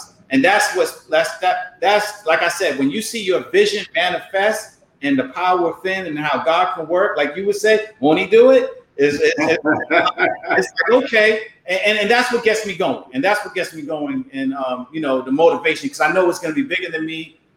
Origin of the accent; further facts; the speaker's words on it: New York City, New York, United States; moved away as an adult; also born or lived in Hampton, Virginia; I'm from Harlem. So growing up in Harlem